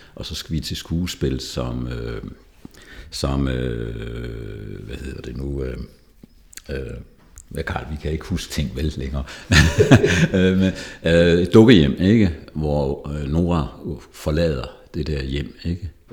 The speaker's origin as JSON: {"language": "Danish", "region": "Jutland", "country": "Denmark", "tie": "born or raised there", "also_born_or_lived": "Zealand", "moved": "as an adult", "lives_now": "Lejre, Denmark", "said": "Jeg er vokset op i Jylland"}